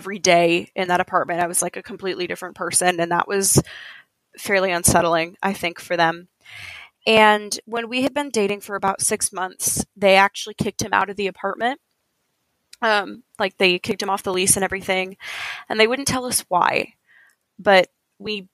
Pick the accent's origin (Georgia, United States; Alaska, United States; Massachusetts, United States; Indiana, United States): Indiana, United States; I'm from Indiana.